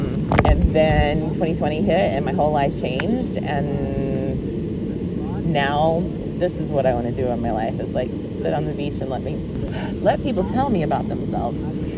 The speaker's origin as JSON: {"language": "English", "region": "Texas", "country": "United States", "said": "Because we're from Texas, right?"}